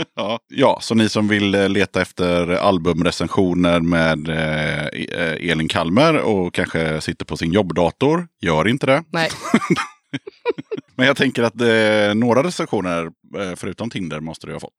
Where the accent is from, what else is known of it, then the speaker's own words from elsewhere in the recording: Sweden; vi är svenskar